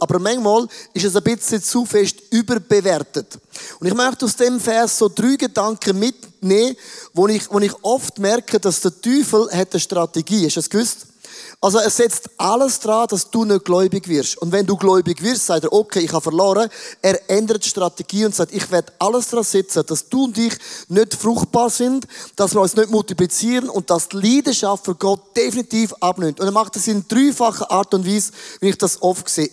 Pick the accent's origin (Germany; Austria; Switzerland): Switzerland; now in Zurich, Switzerland